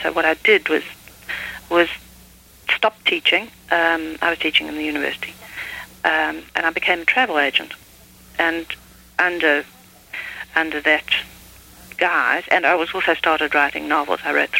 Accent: South Africa; Well, I think any country that one grows up in, however strange and odd, which South Africa certainly was in many aspects, seems at the time to be normal to one

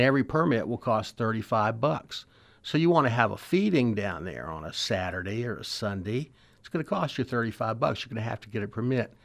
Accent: Richmond, Virginia, United States; when I was a kid growing up in the West End

